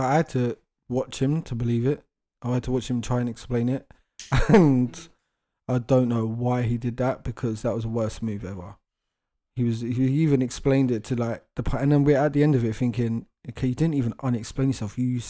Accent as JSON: {"language": "English", "region": "London", "country": "United Kingdom", "said": "As a Londoner, it's creepy."}